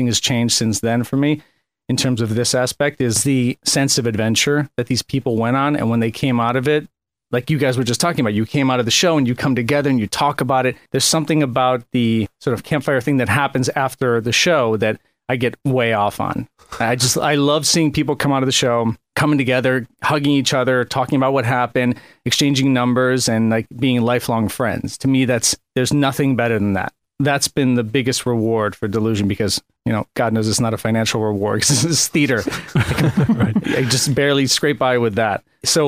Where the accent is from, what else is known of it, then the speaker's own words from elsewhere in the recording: Chicago, Illinois, United States; moved away; I grew up in Chicago